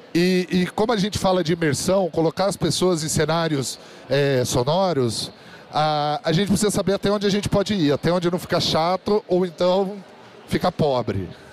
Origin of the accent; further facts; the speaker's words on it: São José dos Campos, São Paulo, Brazil; sou natural da cidade de São José dos Campos, que é um polo de tecnologia no interior de São Paulo, no Vale do Paraíba